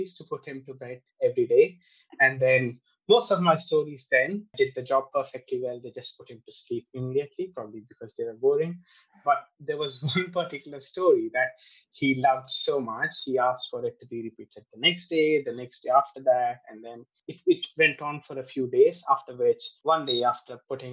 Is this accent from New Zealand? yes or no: no; India; moved away as an adult; also born or lived in United States; now in United Kingdom; I grew up in India. So I was born there. I grew up in India. I spent most of my life there.